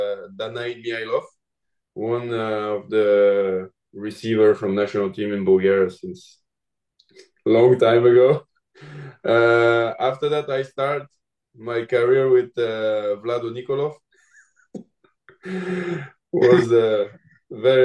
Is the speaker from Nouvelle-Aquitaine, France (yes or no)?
no; Lyon, Auvergne-Rhône-Alpes, France; English is a second language; moved away as an adult; I'm from Lyon in France.